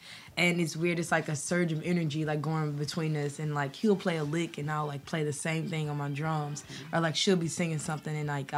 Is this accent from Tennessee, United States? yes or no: yes; Memphis, Tennessee, United States; we grew up in Memphis